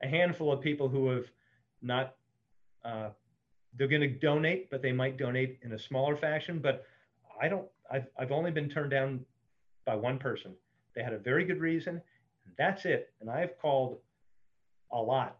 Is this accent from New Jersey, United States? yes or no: yes; New Jersey, United States; I grew up in New Jersey catching blowfish